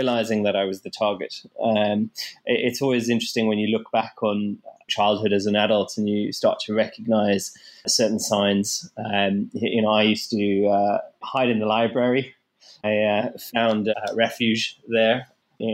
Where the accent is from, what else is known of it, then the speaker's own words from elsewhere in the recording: South Africa; growing up in South Africa, I experienced bullying at quite a young age